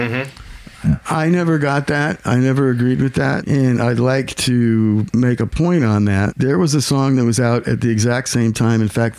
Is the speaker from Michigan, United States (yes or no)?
no; Southern California, United States; I grew up in Southern California.